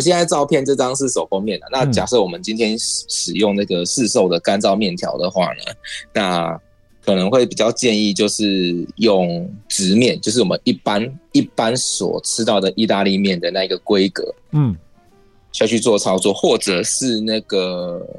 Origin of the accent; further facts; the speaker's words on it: Tainan, Taiwan; 嘿，对对，第第一个第一个哦，这个第一个是没有错，我是台南人。